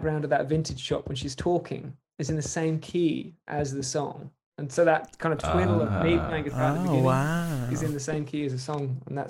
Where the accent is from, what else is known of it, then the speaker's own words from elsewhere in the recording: East of England, United Kingdom; And then also where I grew up in Norfolk in the UK, there's a beautiful coastline there.